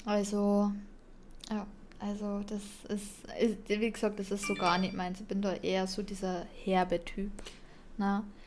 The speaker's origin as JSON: {"language": "German", "region": "Bavaria", "country": "Germany", "said": "ich komme da aus Bayern"}